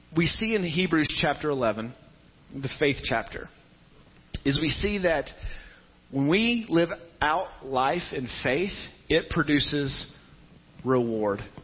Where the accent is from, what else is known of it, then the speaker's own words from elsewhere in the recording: Tennessee, United States; the church I grew up in in Tennessee